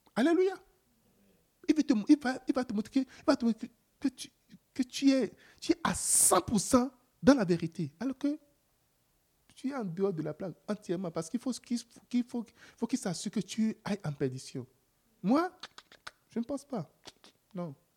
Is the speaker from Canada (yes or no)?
yes; Canada; je suis Canadien.